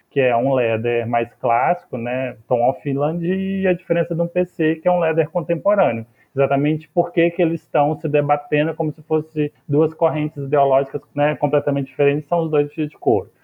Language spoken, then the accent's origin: Portuguese; Catalão, Goiás, Brazil; moved away; lá da região de lá de Catalão, onde eu nasci e onde eu vivi